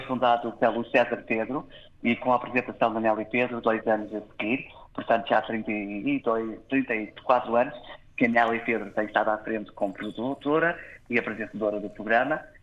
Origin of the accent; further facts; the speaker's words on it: Toronto, Ontario, Canada; eu nasci em Toronto. Meus pais é que estão de São Miguel